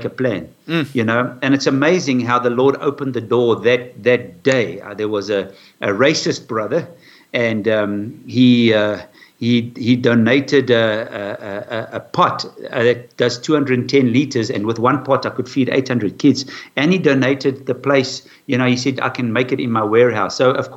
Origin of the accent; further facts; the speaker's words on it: Durban, KwaZulu-Natal, South Africa; I was born in Durban, and from then I went to English school